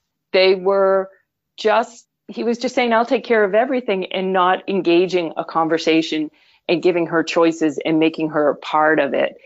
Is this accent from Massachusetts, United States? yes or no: yes; Boston, Massachusetts, United States; accent: Boston; moved away as an adult; now in Vermont, United States; I'm originally from Boston, as anyone listening may catch that Boston accent, despite having lived in Vermont for well over 25 years.